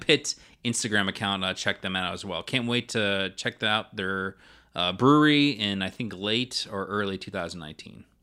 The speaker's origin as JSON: {"language": "English", "region": "the South", "country": "United States", "said": "I would consider myself Southern"}